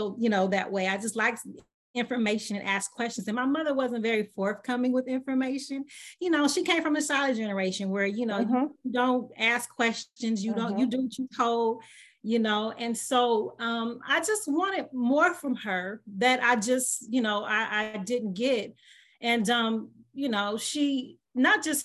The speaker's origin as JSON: {"language": "English", "town": "Los Angeles", "region": "California", "country": "United States", "tie": "born or raised there", "also_born_or_lived": "Michigan", "said": "I was actually born and raised in Los Angeles, California."}